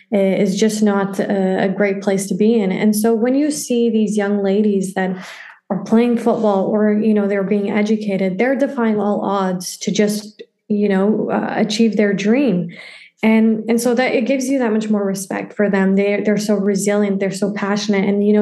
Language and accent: English; Canada; also born or lived in Afghanistan; Yeah, I grew up in Canada. I was 2 years old when I came to Canada